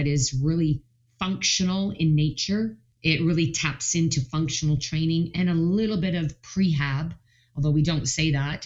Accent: Canada; a Canadian trainer of group fitness

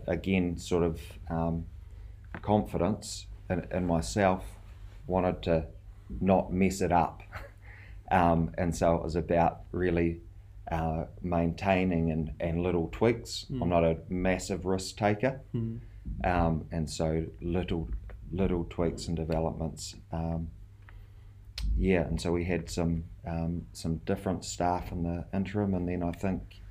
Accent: South Island, New Zealand; moved away as an adult; also born or lived in Rarotonga, Cook Islands; now in Tauranga, New Zealand; I'm from the South Island

